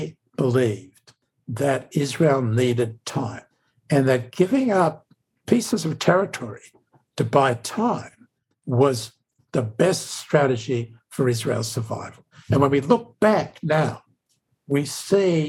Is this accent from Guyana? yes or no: no; Australia; accent: Australian; now in United States; as an American Jew with an Australian accent